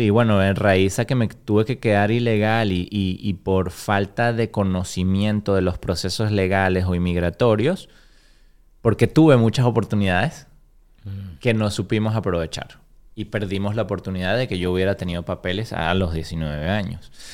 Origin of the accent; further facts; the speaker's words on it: Caracas, Capital District, Venezuela; moved away as an adult; also born or lived in Florida / Nashville; now in Chattanooga, United States; de Venezuela, soy de Caracas, de la capital de Venezuela. De, llevo 19 años en Estados Unidos y 19 años viví en Venezuela